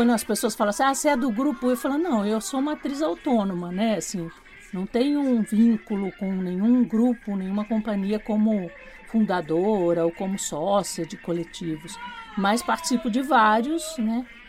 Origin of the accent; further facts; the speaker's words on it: Porto Feliz, São Paulo, Brazil; sou do interior de São Paulo, né? Porto Feliz, uma cidadezinha perto de Sorocaba, Campinas, ali naquela região. E eu comecei fazendo teatro na escola